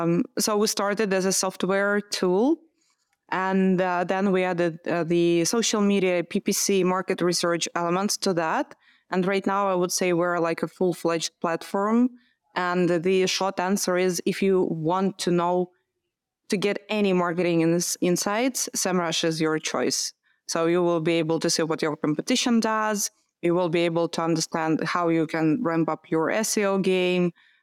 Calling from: Amsterdam, North Holland, Netherlands; Yeah, Amsterdam.

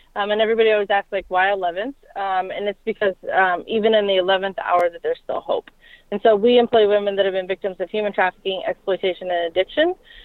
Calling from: Ohio, United States

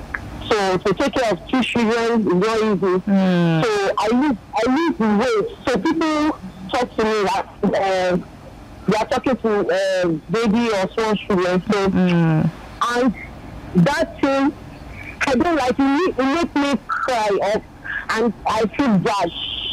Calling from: Aleppo, Aleppo Governorate, Syria; I'm calling from Aleppo.

